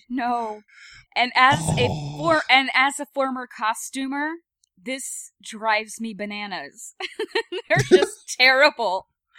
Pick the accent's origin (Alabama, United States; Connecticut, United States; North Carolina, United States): Alabama, United States; I grew up in Alabama